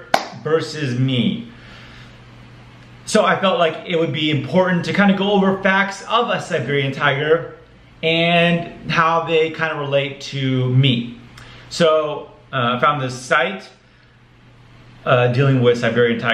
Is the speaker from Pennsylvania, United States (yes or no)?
no; Arizona, United States; I'm from Arizona.